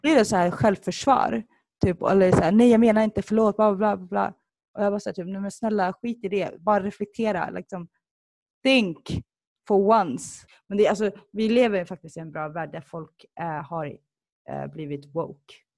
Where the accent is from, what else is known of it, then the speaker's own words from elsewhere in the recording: Stockholm, Stockholm County, Sweden; also born or lived in Sollefteå / Somalia; jag föddes i Sollefteå, uppväxt i Stockholm, rötter i, i Somalia